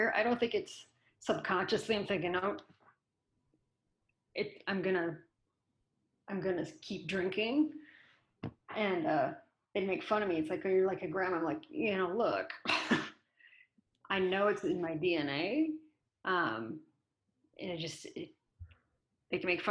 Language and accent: English; Michigan, United States; moved away; also born or lived in Oregon; I grew up in Michigan, but I moved to Oregon